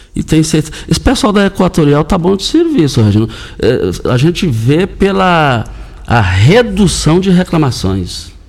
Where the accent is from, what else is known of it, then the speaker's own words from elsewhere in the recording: Goiás, Brazil; fomos criados lá no Parque Bandeirantes